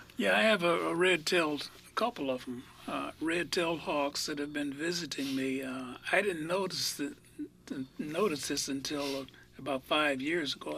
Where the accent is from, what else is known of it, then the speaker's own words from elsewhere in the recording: Iowa, United States; moved away; I grew up in Iowa